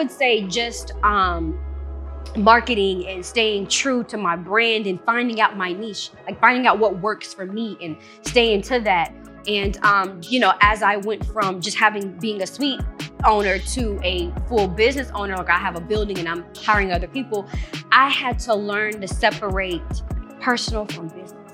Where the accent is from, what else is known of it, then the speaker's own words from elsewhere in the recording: Gwinnett County, Georgia, United States; also born or lived in Seattle, Washington / Conyers, Georgia; I was born in Seattle, raised from Seattle. I moved to Conyers for a little minute. Then I was raised in Gwinnett County.